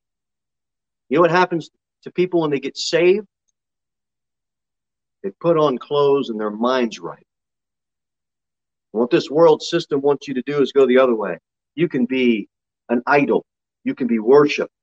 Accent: New Jersey, United States; moved away; We grew up in South Jersey

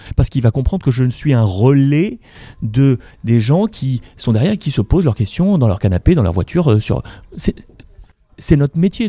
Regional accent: Morocco; moved away; le continent africain sur lequel je suis né, au Maroc

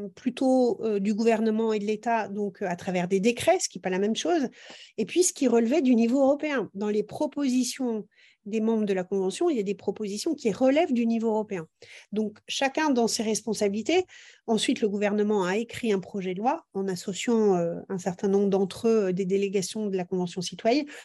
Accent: Brittany, France; chez nous en Bretagne

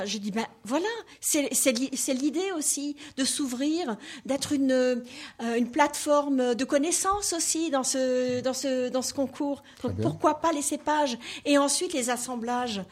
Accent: Alsace, Grand Est, France; accent: Alsatian; je suis alsacienne

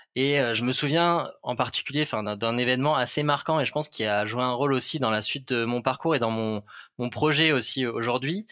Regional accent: Toulouse, Occitania, France; moved away as an adult; also born or lived in Lot; now in Paris, France; j'ai grandi à Toulouse, donc j'ai fait mes classes là-bas jusqu'au jusqu'au lycée.

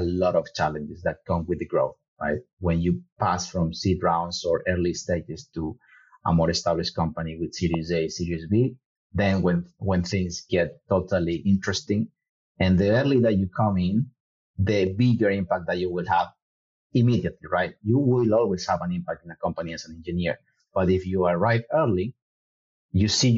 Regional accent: Ecuador; I am from Ecuador.

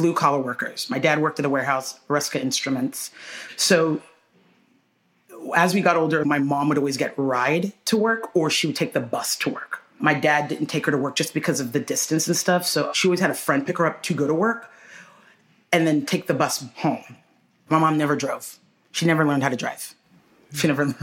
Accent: Houston, Texas, United States; we grew up in Houston

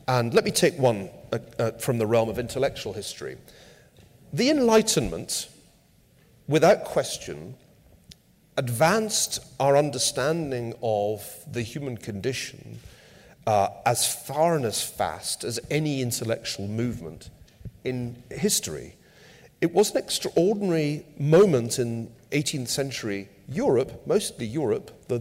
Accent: United Kingdom; now in United States; As somebody born in Britain

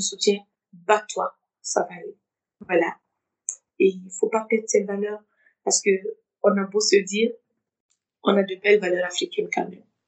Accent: Bobo-Dioulasso, Hauts-Bassins, Burkina Faso; moved away as an adult; also born or lived in Ouagadougou, Burkina Faso / United States / Togo; now in France; je reste cette burkinabé je, je reste cette Bourgolaise. voilà et à chaque fois que je repars je repars euh, dans la ville dans la ville où j'ai grandi je suis née à Ouagadougou j'ai à Bobo

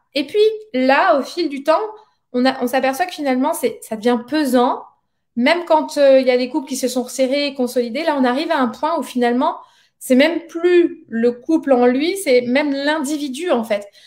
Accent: Montpellier, Occitania, France; on est de Montpellier

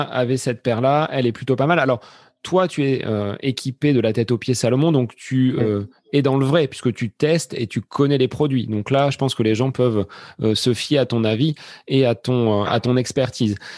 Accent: Centre-Val de Loire, France; On est du Loiret tous les deux

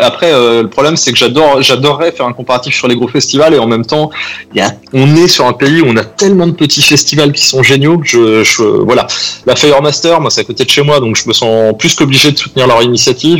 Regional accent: France; on est français

